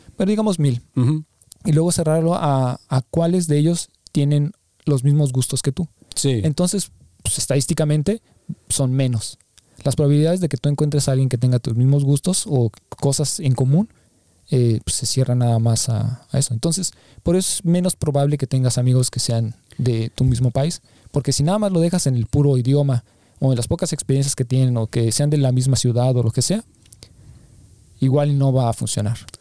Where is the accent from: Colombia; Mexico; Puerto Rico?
Mexico; now in Berlin, Germany